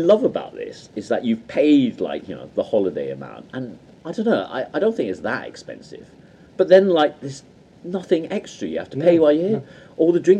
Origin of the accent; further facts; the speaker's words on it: Midlands, United Kingdom; we're from the Midlands